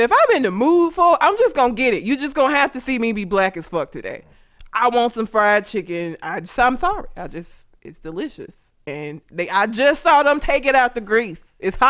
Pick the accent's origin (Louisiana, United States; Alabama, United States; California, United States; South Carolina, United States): Alabama, United States; Talladega; I grew up in Talladega. Do you know how fucking white Talladega is?